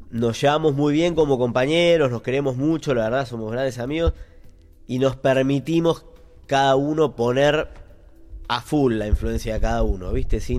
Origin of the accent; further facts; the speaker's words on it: Argentina; Y parece que no, somos todos argentinos, pero es otro mundo.